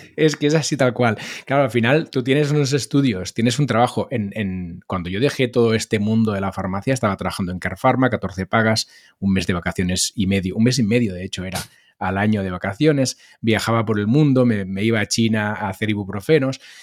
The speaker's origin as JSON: {"language": "Spanish", "town": "Molins de Rei", "region": "Catalonia", "country": "Spain", "said": "empecé por la radio local de mi pueblo en el que hice unos cuantos programas"}